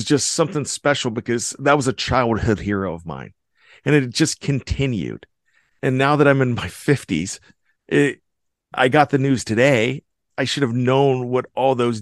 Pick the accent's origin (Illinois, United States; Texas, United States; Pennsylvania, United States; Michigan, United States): Pennsylvania, United States; Western; I grew up in Western Pennsylvania, and I grew up in the 70s